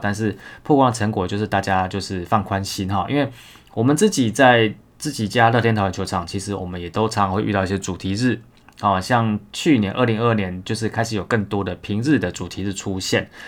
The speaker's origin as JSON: {"language": "Chinese", "country": "Taiwan", "said": "我们台湾人"}